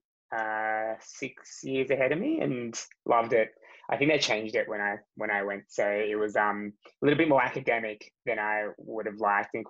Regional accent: Australia; I grew up in Australia

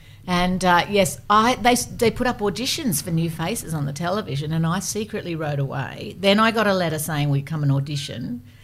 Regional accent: Gosford, New South Wales, Australia; So I grew up in Gosford in a really moderate life.

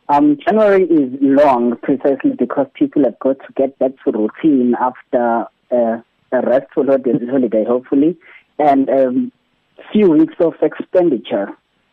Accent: South Africa; But hey, I'm still a South African who has to keep a job, or I'm still a South African who has to run a business.

